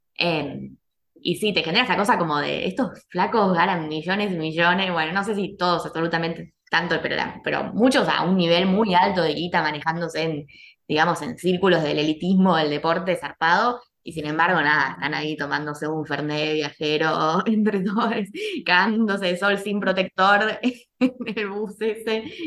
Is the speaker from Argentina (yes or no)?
yes; Argentina; como argentinas que somos